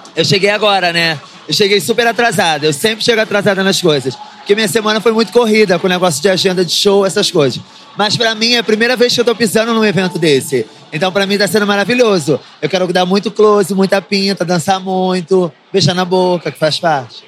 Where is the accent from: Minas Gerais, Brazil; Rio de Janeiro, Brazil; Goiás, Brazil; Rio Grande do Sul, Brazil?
Rio de Janeiro, Brazil; Eu sou carioca